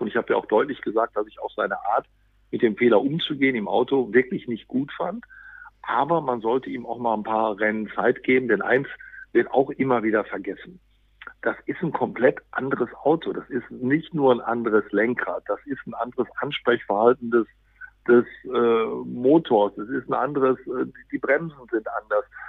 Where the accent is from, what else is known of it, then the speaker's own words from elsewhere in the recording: Dortmund, North Rhine-Westphalia, Germany; als Dortmunder